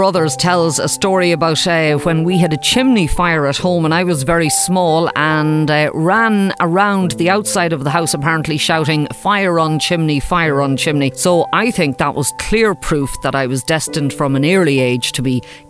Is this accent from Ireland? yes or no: yes; County Westmeath, Leinster, Ireland; I'm from County Westmeath